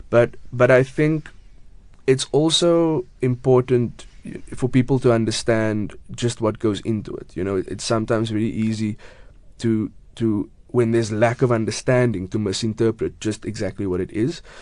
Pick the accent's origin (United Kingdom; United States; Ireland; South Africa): South Africa; Cape Town, Western Cape; also born or lived in Grassy Park; Originally, I was born, well, I grew up in Retreat, which is, I mean, five minutes away from Grassy Park, and then moved there a few years ago. Um, so, yeah, I'm from the southern suburbs yeah. in Cape Town